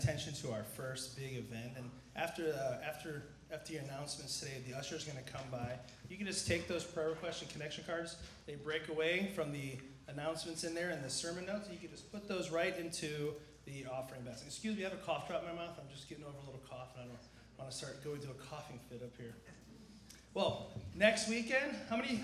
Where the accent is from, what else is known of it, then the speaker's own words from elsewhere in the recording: San Diego, California, United States; born and raised in San Diego, lived here my whole life, too gorgeous to ever leave